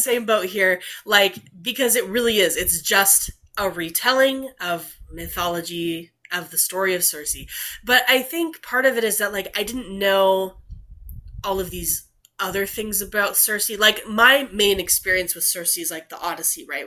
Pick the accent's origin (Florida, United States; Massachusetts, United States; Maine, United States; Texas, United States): Texas, United States; we're from Texas